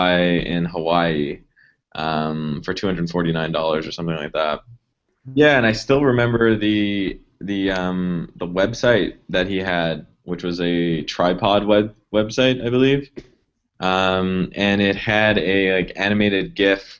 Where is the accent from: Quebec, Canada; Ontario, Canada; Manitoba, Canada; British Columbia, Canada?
Quebec, Canada; Montreal; moved away as an adult; now in San Francisco, United States; I'm from Montreal, Canada. I've lived there pretty much my entire life up until about a year and a half ago, where I moved to San Francisco.